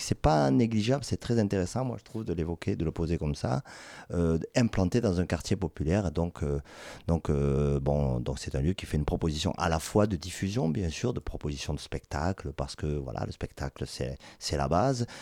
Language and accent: French; Toulouse, Occitania, France; Je suis toulousain, je suis né à Toulouse